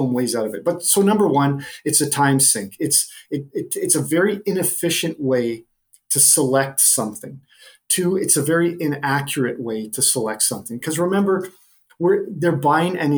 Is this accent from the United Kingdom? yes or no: no; the middle of Canada, central Canada, Canada; I'm a Canadian who grew up in the middle of Canada